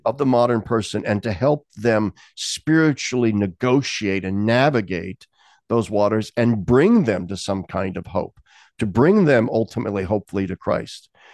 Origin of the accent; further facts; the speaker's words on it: United States; I have that sort of American thing in me from my upbringing